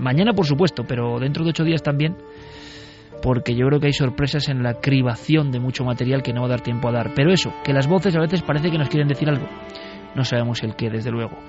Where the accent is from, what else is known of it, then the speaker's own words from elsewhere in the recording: Vitoria-Gasteiz, Basque Country, Spain; yo como vitoriano, nací en Vitoria